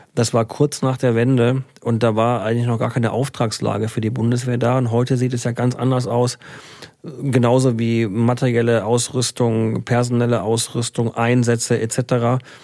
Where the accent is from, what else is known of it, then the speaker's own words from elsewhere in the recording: Würzburg, Bavaria, Germany; now in Iserlohn, Germany; ich bin ein gebürtiger Bayer